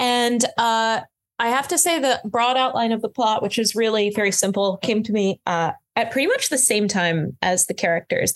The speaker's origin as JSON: {"language": "English", "region": "Florida", "country": "United States", "tie": "born or raised there", "also_born_or_lived": "Connecticut / France", "moved": "yes", "lives_now": "New York, United States", "said": "I grew up in Florida"}